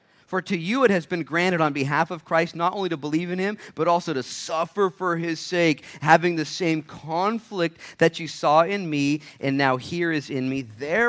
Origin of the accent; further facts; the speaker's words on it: Minnesota, United States; I grew up in Minnesota for a little bit.